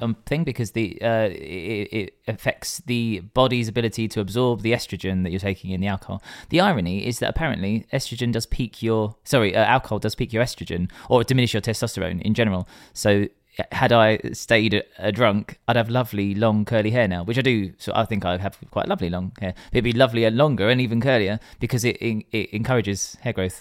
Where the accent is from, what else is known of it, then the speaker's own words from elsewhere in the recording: England, United Kingdom; we are English